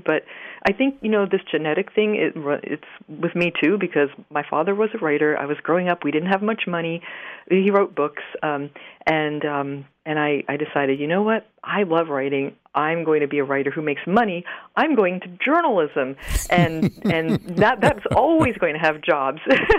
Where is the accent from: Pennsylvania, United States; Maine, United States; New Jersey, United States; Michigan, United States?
Maine, United States; also born or lived in Queens, New York; Well, I grew up for 8 years in Queens, New York, in Flushing, to be exact. My father was also a writer, and we had the opportunity when I was 8 to move to rural Maine to a beautiful old farmhouse on almost 200 acres